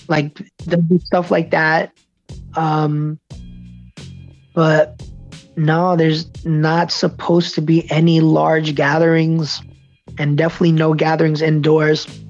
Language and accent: English; United States; born or raised there